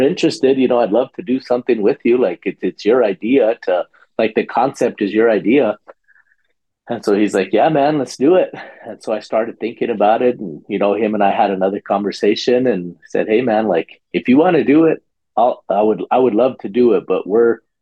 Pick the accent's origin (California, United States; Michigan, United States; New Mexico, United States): New Mexico, United States; We're both from New Mexico